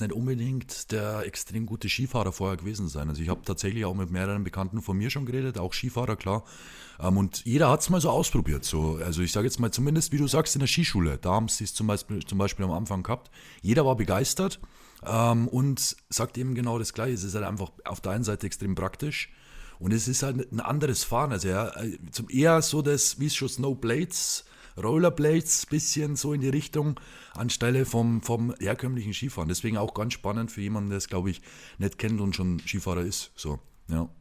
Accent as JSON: {"language": "German", "region": "Lower Bavaria", "country": "Germany", "tie": "born or raised there", "said": "in Sachen Heimat, in Sachen Niederbayern"}